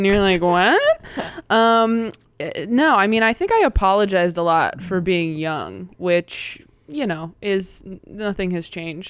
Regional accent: Temecula, California, United States; I grew up in Temecula.

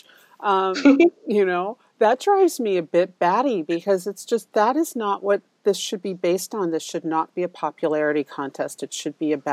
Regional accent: New York City, New York, United States; I grew up in Manhattan

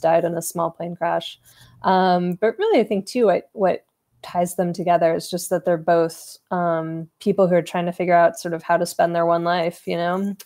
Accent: Southern California, United States; I'm from Southern California

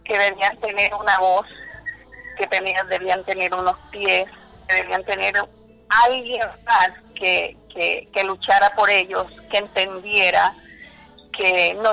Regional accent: Córdoba, Colombia; moved away as an adult; en mi proceso de liderazgo yo vengo de Córdoba, llegué aquí a La Guajira en el año 2000.

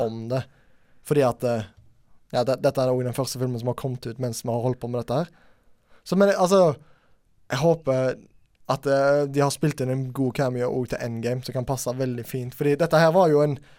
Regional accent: Norway; vi som nordmenn

